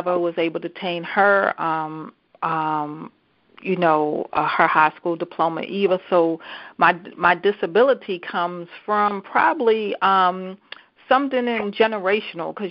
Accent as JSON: {"language": "English", "town": "Baltimore", "region": "Maryland", "country": "United States", "tie": "born or raised there", "also_born_or_lived": "Columbia, Maryland", "said": "So I moved from Baltimore City. So I grew up in Baltimore City."}